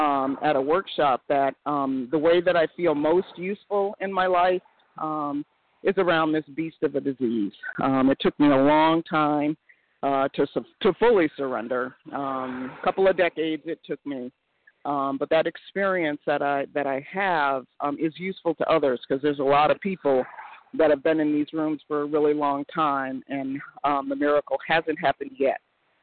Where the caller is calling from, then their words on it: Connecticut, United States; a very grateful recovered compulsive overeater in Connecticut.